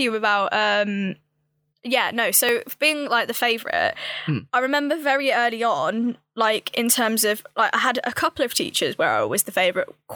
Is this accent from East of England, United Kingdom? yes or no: no; Hinckley, East Midlands, United Kingdom; I'm from Hinckley